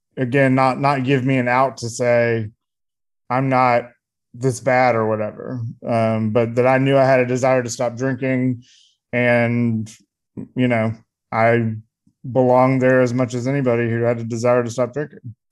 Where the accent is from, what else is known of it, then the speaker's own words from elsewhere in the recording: Columbia, South Carolina, United States; I grew up in a kind of middle upper middle class family um, in Columbia, South Carolina, um, in the '90s